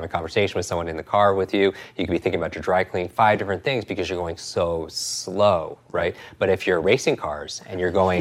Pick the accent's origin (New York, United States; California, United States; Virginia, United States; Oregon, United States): New York, United States; I'm from New York